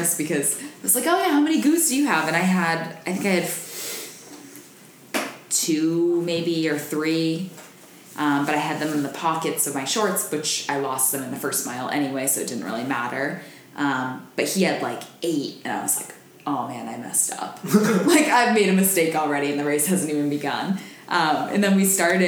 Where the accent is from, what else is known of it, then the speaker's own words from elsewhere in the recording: Maine, United States; I'm from Maine.